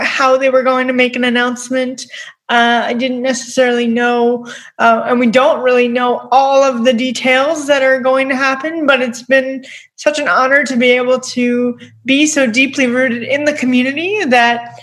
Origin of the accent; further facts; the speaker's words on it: Long Island, New York, United States; I'm from Long Island, so I mean, I grew up in New York